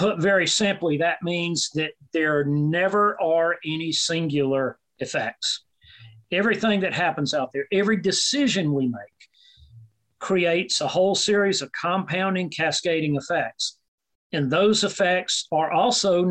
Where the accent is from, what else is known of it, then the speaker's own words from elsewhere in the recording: South Carolina, United States; moved away; also born or lived in Mississippi / Alabama; I grew up in South Carolina.